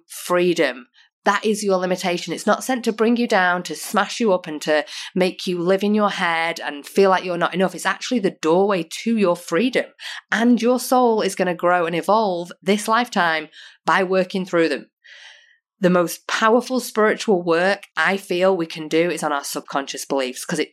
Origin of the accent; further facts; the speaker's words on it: United Kingdom; now in Australia; we used to in the UK